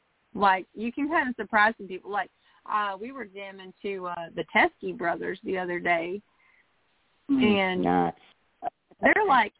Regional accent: Indiana, United States; I grew up not that far away from Chicago.

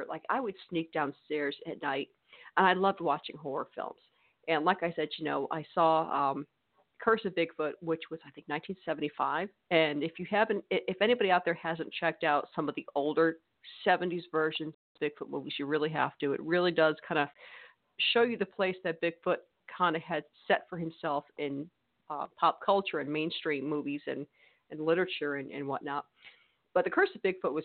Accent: Connecticut, United States; now in Mississippi, United States; I'm from Connecticut, but I'm in New England.

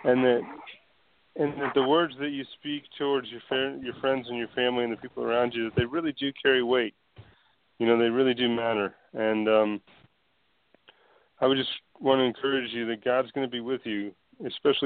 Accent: United States; as an American

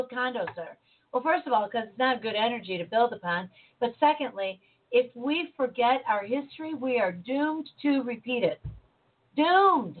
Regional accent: United States; I am an American. I was born here. I was raised here

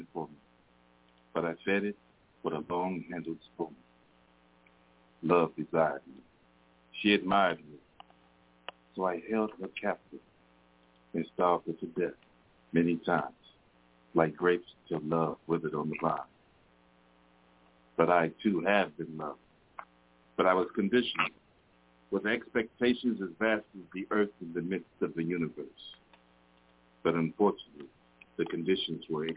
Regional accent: Detroit, Michigan, United States; I'm from Detroit

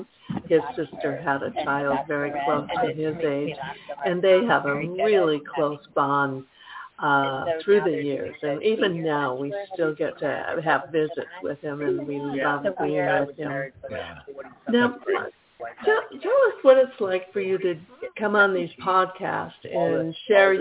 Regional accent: the North, United States; moved away as an adult; also born or lived in the South; I was raised in the North. However, I went to live in the South when I was 20.

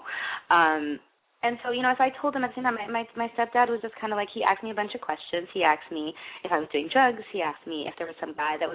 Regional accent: Michigan, United States; I grew up in Michigan where there's nothing to do.

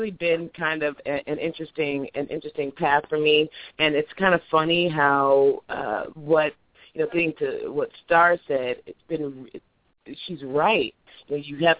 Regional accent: Illinois, United States; I'm from Illinois. I am an elected township trustee in Wheatland Township

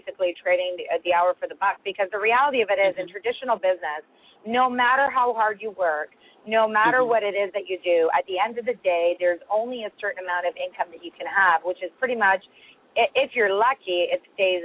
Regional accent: Toronto, Ontario, Canada; also born or lived in Iran; raised in Toronto, where I've spent most of my life

